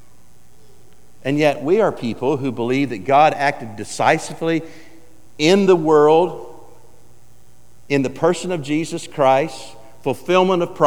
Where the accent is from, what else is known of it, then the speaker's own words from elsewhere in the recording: Woodward, Oklahoma, United States; also born or lived in Alva, Oklahoma / Eufaula, Oklahoma; I grew up in Oklahoma. Born in Alva, Oklahoma, raised in Woodward, Oklahoma, went to high school in Eufaula, Oklahoma